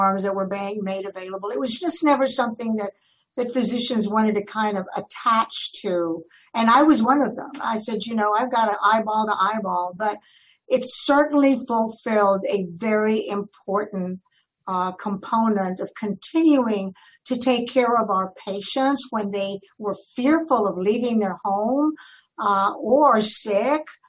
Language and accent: English; Edinburg, Texas, United States; I ended up in Edinburgh, Texas, my hometown